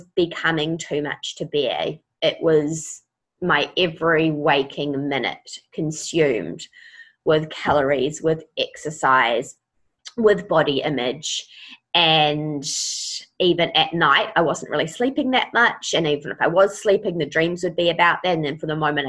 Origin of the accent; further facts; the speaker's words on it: Auckland, New Zealand; I am from Auckland.